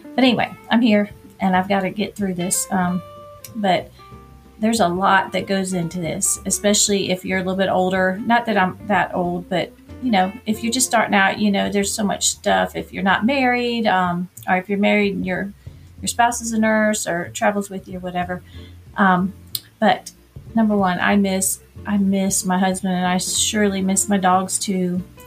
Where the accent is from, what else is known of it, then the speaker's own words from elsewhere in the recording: Orlando, Florida, United States; moved away as an adult; now in Atlanta, United States; I'm from Orlando, and I guess growing up there it wasn't.